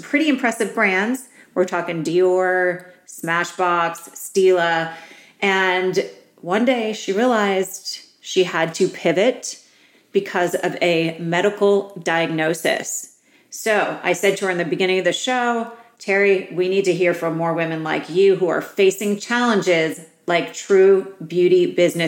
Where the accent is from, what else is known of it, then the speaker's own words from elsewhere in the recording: East Coast, United States; now in Palm Springs, United States; I'm an East Coast girl.